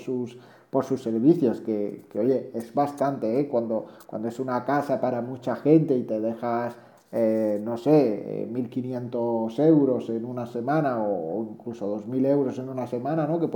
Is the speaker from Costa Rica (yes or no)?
no; Granada, Andalusia, Spain; yo que soy de Granada